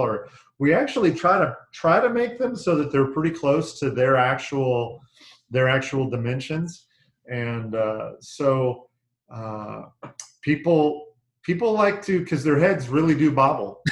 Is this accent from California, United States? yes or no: yes; Northern California, United States; moved away; I grew up in Northern California.